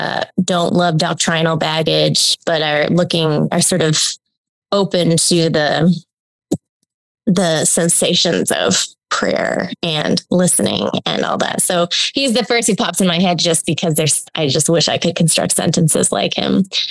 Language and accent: English; Hong Kong; also born or lived in Australia; now in United States; I grew up in Hong Kong and Australia, and that is like has always set me a little outside American footing.